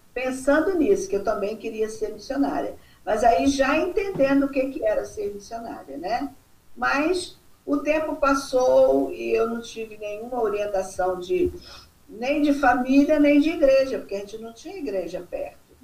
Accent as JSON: {"language": "Portuguese", "town": "Santo Antônio de Pádua", "region": "Rio de Janeiro", "country": "Brazil", "tie": "born or raised there", "also_born_or_lived": "Salvador", "moved": "yes", "said": "lá na cidade de Santo Antônio de Pádua, onde eu nasci, no estado do Rio de Janeiro"}